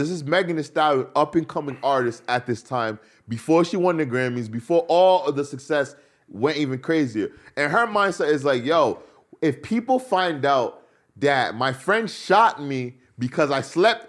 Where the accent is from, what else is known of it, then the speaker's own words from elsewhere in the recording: Rhode Island, United States; No, I'm from the East Coast, Rhode Island.